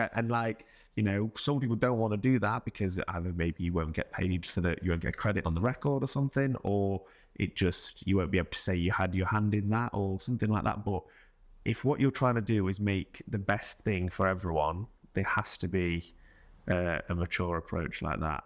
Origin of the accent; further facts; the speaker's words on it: Mansfield, East Midlands, United Kingdom; now in London, United Kingdom; I was, um, from Mansfield